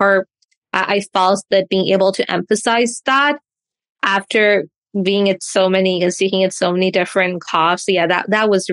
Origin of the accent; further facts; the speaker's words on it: Dubai, United Arab Emirates; although I'm Canadian, I was born and raised in Dubai